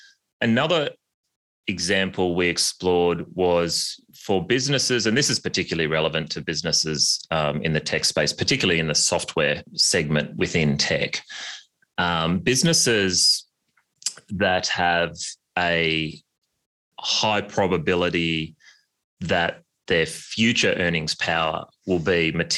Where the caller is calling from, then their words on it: New York, United States; I'm joining from the New York winter and very jealous of your Australian summer.